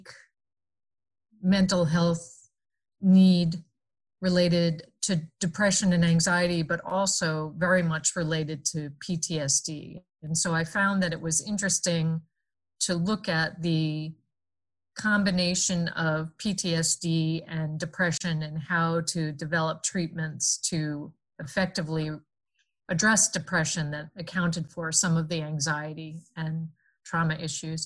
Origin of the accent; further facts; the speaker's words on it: United States; moved away as an adult; also born or lived in New Jersey / Connecticut; now in Iowa City, United States; I grew up in the suburbs of New York City, in New Jersey, and in Connecticut